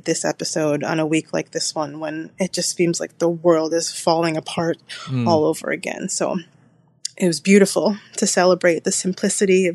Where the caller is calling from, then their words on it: Hartford, Connecticut, United States; calling from Hartford, Connecticut.